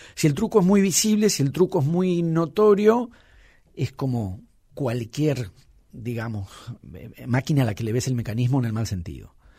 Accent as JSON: {"language": "Spanish", "region": "Buenos Aires", "country": "Argentina", "said": "soy un porteño de clase media"}